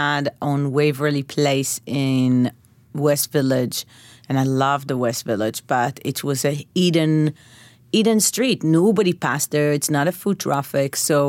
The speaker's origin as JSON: {"language": "English", "town": "Bnei Brak", "region": "Central District", "country": "Israel", "tie": "born or raised there", "said": "So, yes, but my neighborhood when I grew up was very mixed. Not a lot of religious people, actually."}